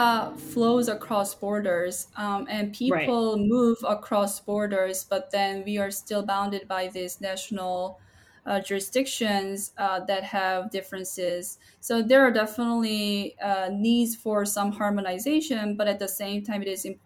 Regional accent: Seoul, South Korea; now in San Diego, United States; I'm originally from Seoul, South Korea

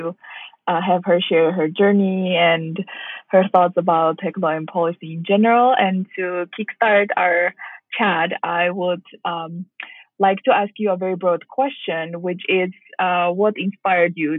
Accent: Armenia; moved away as an adult; now in United States; I come from Armenia

